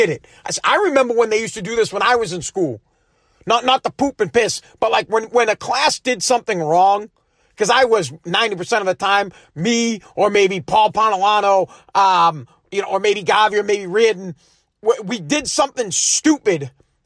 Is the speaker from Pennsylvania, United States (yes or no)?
no; Woburn, Massachusetts, United States; I'm from Woburn